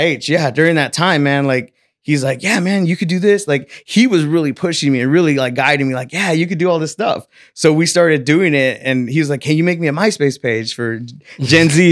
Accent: Selma, California, United States; I was born and raised in Selma, California

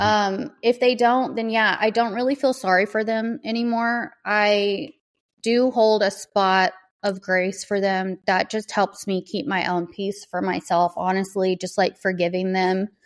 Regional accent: the South, United States; I grew up in the South

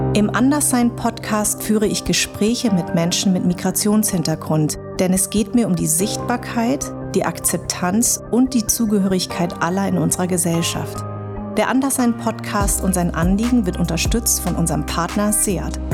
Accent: Darmstadt, Hesse, Germany; born or raised there

